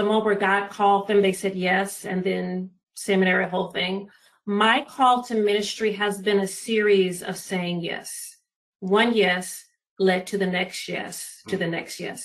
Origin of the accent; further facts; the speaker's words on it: Los Angeles, California, United States; born and raised in Los Angeles, California, Pacific Southwest region.